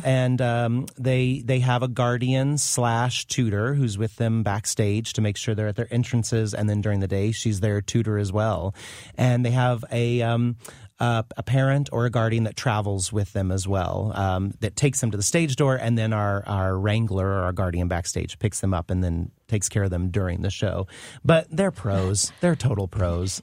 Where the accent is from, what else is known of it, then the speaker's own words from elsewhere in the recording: Carlinville, Illinois, United States; moved away; since I was from Illinois